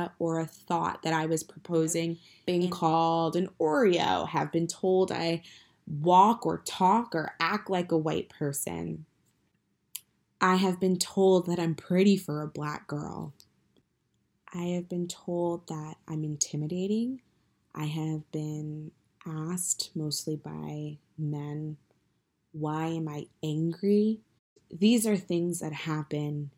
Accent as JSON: {"language": "English", "region": "New Jersey", "country": "United States", "said": "I am from New Jersey"}